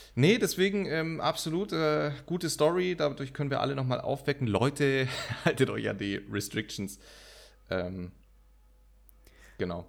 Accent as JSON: {"language": "German", "town": "Munich", "region": "Bavaria", "country": "Germany", "tie": "born or raised there", "said": "ich bin in München geboren. Also durch mich fließt, fließt ja Münchner Blut"}